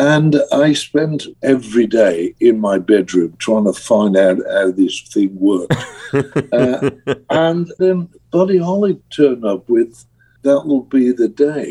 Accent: Birmingham, West Midlands, United Kingdom; I'm a kid from Birmingham, England, working class, council house, no money, self-taught musician

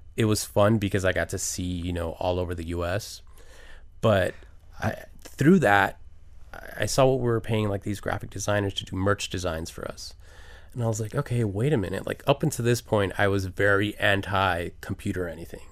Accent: Miami, Florida, United States; until I got out of Miami

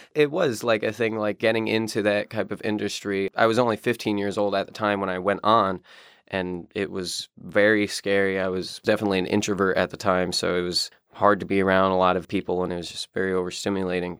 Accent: upstate New York, United States; I'm from upstate New York, and I live in the town of Glen

